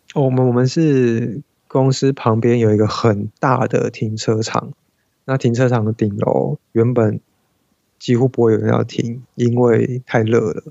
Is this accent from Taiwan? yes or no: yes; Taiwan; 我们台湾人